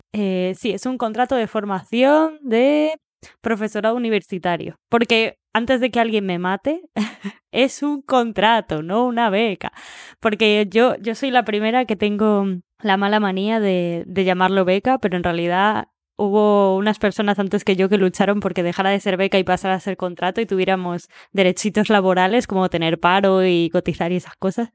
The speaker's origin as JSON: {"language": "Spanish", "town": "Madrid", "region": "Community of Madrid", "country": "Spain", "moved": "as an adult", "lives_now": "Barcelona, Spain", "said": "soy de Madrid"}